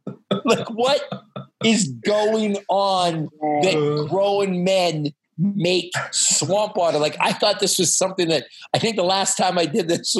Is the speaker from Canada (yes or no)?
yes; Canada; now in United States; as a Canadian that's lost in the United States?